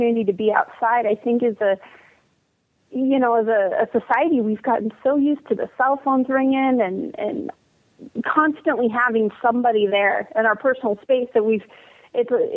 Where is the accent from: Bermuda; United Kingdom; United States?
United States; Nevada; moved away as an adult; also born or lived in California / Washington; now in Oregon, United States; I was born in California, which I don't really tell too many people that. I consider myself from Nevada. That's where I spent most of the time growing up.